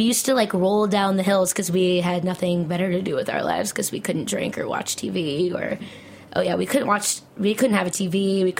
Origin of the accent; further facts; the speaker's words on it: New Jersey, United States; also born or lived in Oklahoma; now in New York, United States; Yeah, I'm from New Jersey, but I spent a couple years in Oklahoma. Going to Bible school.